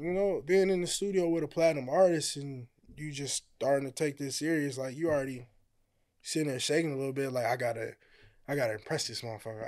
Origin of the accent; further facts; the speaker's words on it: Hammond, Indiana, United States; moved away as an adult; I'm from Hammond, Indiana. So, uh, I came out here probably like a year ago.